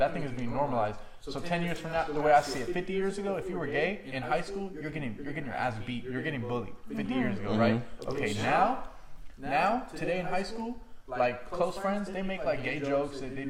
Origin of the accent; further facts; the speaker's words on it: Morocco; I'm from Northwest Africa. Morocco is in Northwest Africa